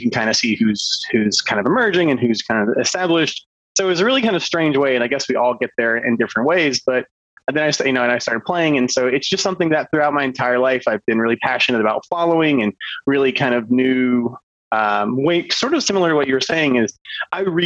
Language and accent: English; Georgia, United States; I grew up in Georgia